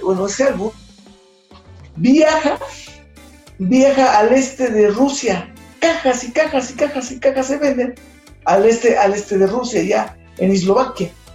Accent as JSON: {"language": "Spanish", "country": "Mexico", "said": "como mexicanos"}